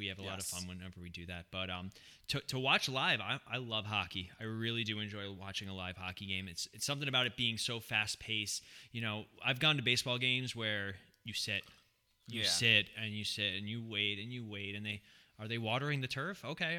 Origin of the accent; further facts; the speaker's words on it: California, United States; born there; You know, I was born in California, as Ronnie viciously said.